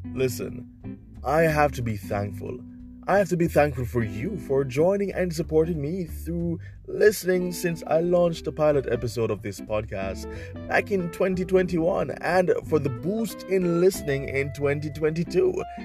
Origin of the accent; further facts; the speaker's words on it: Jamaica; my home country of Jamaica